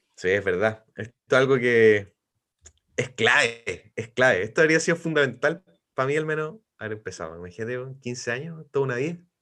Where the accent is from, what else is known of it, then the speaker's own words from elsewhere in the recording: Los Ángeles, Biobío, Chile; moved away as an adult; now in Concepción, Chile; soy de Los Ángeles, vivo en Concepción hace 20 años